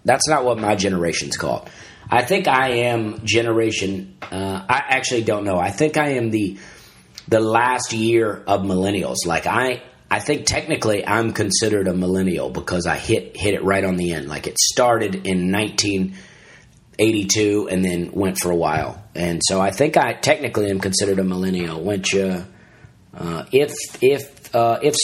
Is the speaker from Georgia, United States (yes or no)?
no; Alabama, United States; I'm from Alabama